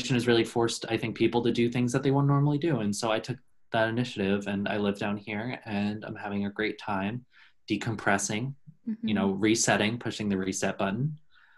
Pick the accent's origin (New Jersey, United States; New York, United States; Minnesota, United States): New York, United States; Long Island; moved away as an adult; I'm born and raised in New York. I'm from Long Island originally.